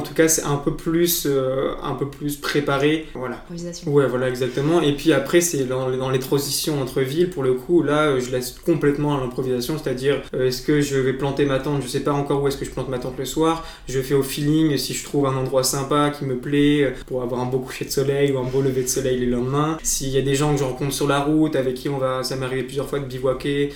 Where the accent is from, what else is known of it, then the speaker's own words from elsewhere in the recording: Blois, Centre-Val de Loire, France; c'est de là dont je suis originaire